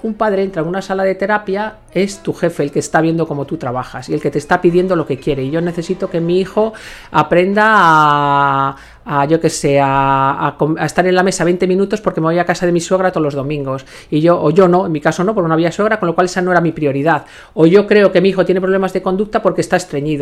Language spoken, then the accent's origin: Spanish; Ourense, Galicia, Spain; now in Madrid, Spain; Yo me voy a mi pueblo, a Orense